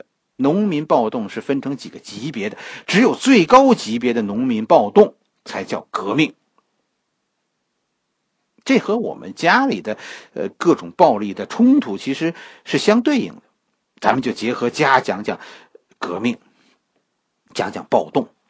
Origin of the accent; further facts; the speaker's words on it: China; 我们做事可以不受约束，这是我们中国人，在很多外民族眼中的样子。